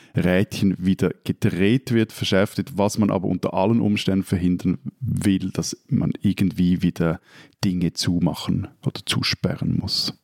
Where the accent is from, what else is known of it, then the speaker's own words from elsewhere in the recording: Switzerland; als Schweizer